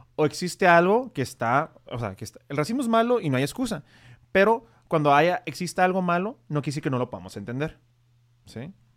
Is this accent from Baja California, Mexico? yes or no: yes; Tijuana, Baja California, Mexico; yo soy tijuanense, yo nací en Tijuana, nací en el hospital que está en unas cuadras de aquí